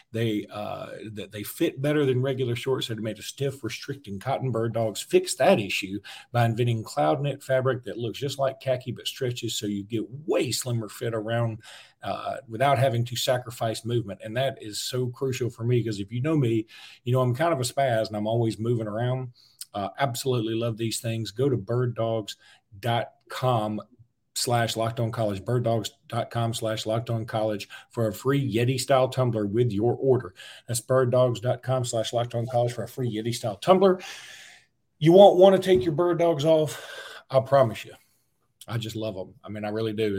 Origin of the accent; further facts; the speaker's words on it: Alabama, United States; I'm from Alabama.